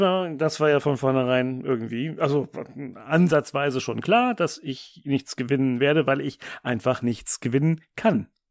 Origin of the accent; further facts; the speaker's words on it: Germany; bei uns in Deutschland